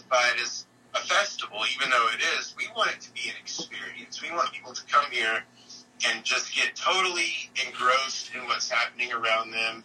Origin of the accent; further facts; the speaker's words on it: Silver City, Texas, United States; moved away as an adult; now in Austin, United States; I grew up in a town called Silver City, Texas